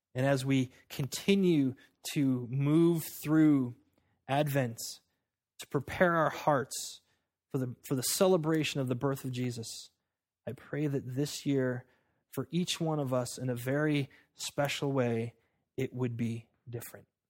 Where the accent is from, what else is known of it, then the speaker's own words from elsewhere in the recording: United States; I'm an American